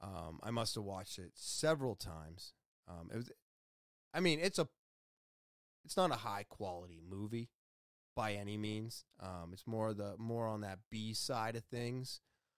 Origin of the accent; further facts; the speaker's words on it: United States; I was born in America. But as I've gone over a bunch of times, I'm Scottish. I'm Irish. I'm Western European. I'm Norwegian.